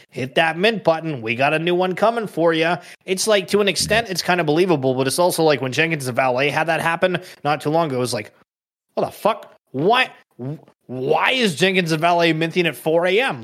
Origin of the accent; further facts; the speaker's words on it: Canada; I'm Canadian